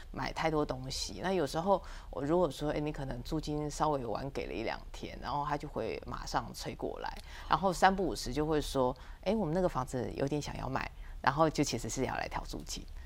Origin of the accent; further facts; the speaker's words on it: Taipei, Taiwan; 因为我是台北人